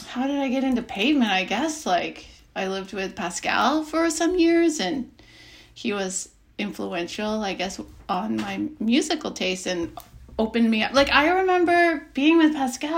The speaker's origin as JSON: {"language": "English", "region": "Alberta", "country": "Canada", "tie": "born or raised there", "said": "I grew up and my parents are from England, and they moved to Alberta."}